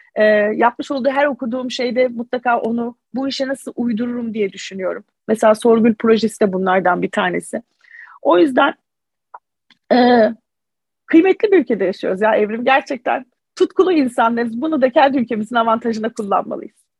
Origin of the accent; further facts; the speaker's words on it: Mardin, Turkey; Mardinliyim. Ben bu köklerle yetiştim.